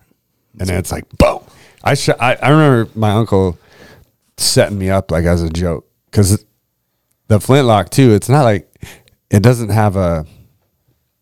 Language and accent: English; Pennsylvania, United States; I'm from Pennsylvania.